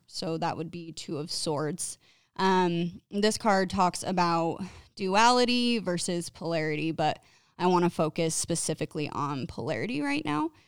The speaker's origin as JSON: {"language": "English", "town": "Clearfield", "region": "Utah", "country": "United States", "tie": "born or raised there", "said": "I've grown up in Utah my entire life, mostly in the northern Utah area around Clearfield"}